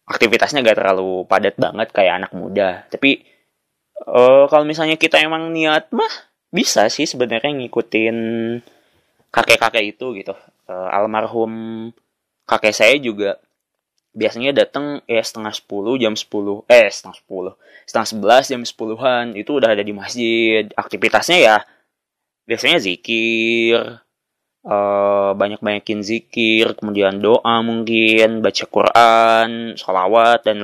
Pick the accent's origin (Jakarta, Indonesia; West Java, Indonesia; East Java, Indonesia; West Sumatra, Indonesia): West Java, Indonesia; Tasikmalaya; Ada loh yang jam 10 gitu di kampung saya di uh, pelosok di salah satu desa di Kabupaten Tasik.